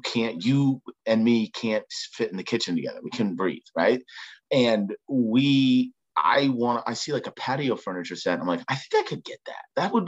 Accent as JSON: {"language": "English", "region": "New Hampshire", "country": "United States", "said": "New Hampshire."}